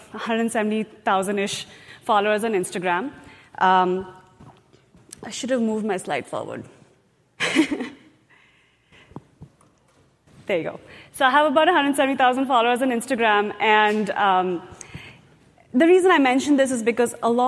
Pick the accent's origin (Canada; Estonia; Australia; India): India; moved away as an adult; now in United States; I grew up in India. I did my engineering in India.